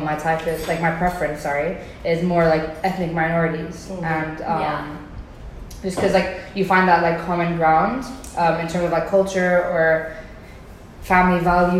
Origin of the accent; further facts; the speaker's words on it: Dubai, United Arab Emirates; although I grew up in Dubai, which is like an Arab city, UAE is an Arab, like an Arab country.